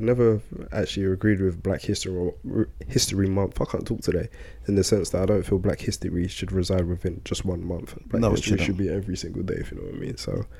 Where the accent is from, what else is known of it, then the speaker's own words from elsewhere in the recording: Sierra Leone; I found out that in fact I am Sierra Leonean and Malian, so I hail from Mali as well.